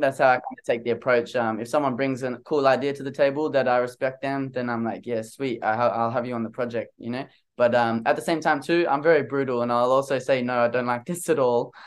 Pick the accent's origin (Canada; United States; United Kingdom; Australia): Australia; I'm from Australia, man. I never left Australia my whole life